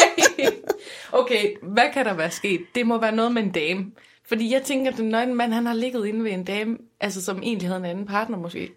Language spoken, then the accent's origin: Danish; Aarhus, Central Denmark Region, Denmark; jeg er jo fra Rigskov